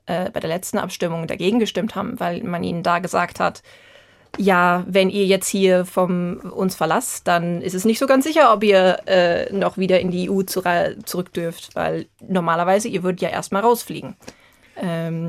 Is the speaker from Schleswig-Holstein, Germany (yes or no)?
no; Vogelsberg, Hesse, Germany; moved away as an adult; now in Edinburgh, United Kingdom; nochmal heimzukommen, da wo man aufgewachsen ist